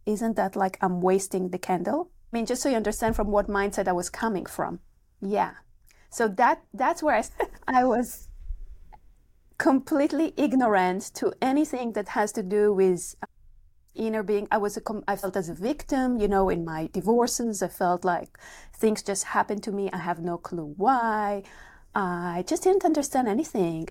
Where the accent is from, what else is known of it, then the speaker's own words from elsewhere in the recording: Israel; moved away; I'm coming from Israel originally